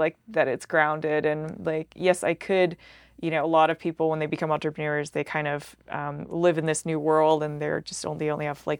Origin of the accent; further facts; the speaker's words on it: Salt Lake City, Utah, United States; and I'm like, I'm from Salt Lake, you know?